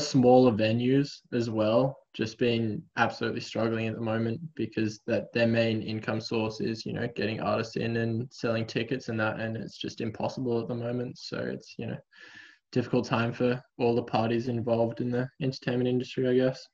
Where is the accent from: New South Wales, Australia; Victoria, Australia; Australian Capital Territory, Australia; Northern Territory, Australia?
Australian Capital Territory, Australia; Canberra; moved away as an adult; now in Melbourne, Australia; Canberra is it's my hometown